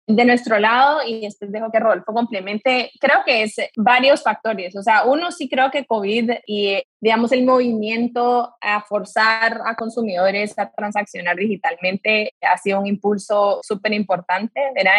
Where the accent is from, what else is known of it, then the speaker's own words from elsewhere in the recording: Guatemala; yo soy de Guatemala